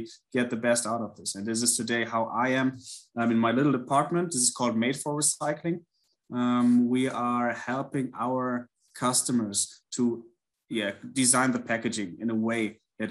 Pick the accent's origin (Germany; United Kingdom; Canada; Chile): Germany; also born or lived in New York area, United States; I had the chance after one and a half years to go to Interzero, which is based near my hometown.